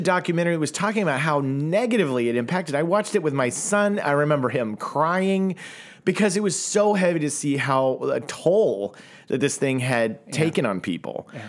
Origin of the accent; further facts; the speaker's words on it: Tulsa, Oklahoma, United States; now in Los Angeles, United States; Look, man, I grew up in Tulsa, Oklahoma, and my ability to connect with people from other parts of the world was pretty small as a child in the 80s and 90s.